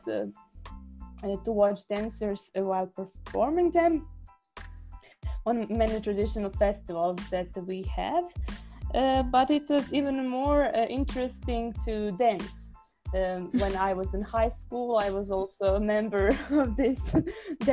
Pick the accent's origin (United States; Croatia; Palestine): Croatia; near Đurđevački Pijesci, Koprivnica-Križevci County; English is a second language; This desert is actually near my hometown, near place where I grew up. It's called the Đurđevački Peski